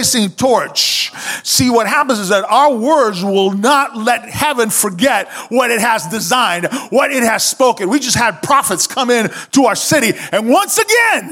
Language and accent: English; Cuba; moved away; I grew up in Cuba.